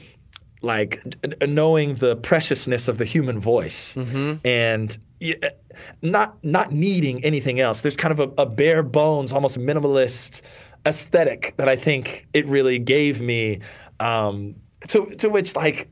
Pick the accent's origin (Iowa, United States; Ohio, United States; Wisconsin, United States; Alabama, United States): Alabama, United States; Northwest; moved away as an adult; also born or lived in United Kingdom; now in New York City, United States; I grew up in Northwest Alabama, had a good education.